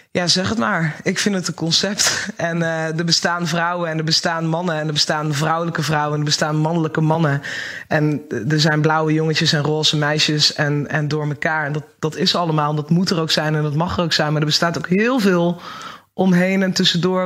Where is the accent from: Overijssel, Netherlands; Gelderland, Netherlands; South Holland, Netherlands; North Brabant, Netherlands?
Gelderland, Netherlands; Achterhoek; Ik kom uit de Achterhoek